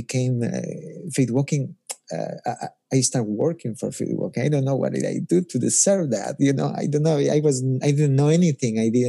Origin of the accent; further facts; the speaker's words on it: Ecuador; moved away as an adult; now in United States; But I'm originally from Ecuador, grew up there and went to high school there